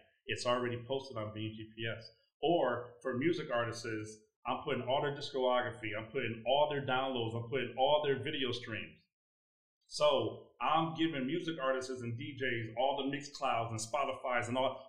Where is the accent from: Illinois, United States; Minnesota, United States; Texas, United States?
Illinois, United States; Chicago; So even though I'm in global, I'm really from Chicago.